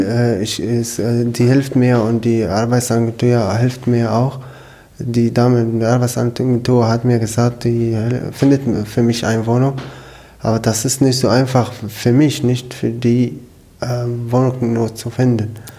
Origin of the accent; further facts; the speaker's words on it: Syria; German is a second language; moved away as an adult; now in Germany; ich komme aus Syrien. Ich bin seit fünf Jahren in Deutschland.